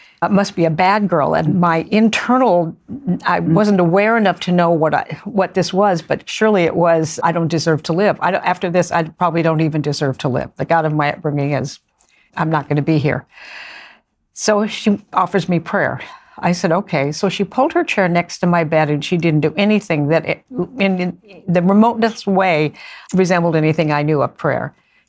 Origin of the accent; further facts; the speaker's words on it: Beaverton, Oregon, United States; I grew up outside Portland, Oregon, in a suburban area called Beaverton, Oregon.